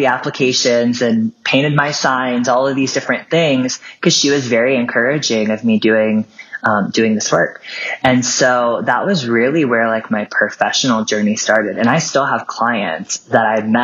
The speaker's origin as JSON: {"language": "English", "region": "southern Ohio", "country": "United States", "tie": "born or raised there", "said": "I grew up in a very small town in the southern part of Ohio"}